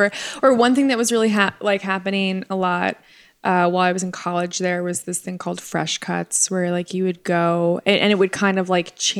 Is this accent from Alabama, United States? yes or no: no; Long Island, New York, United States; even from my experience growing up in Long Island and like the New York City area.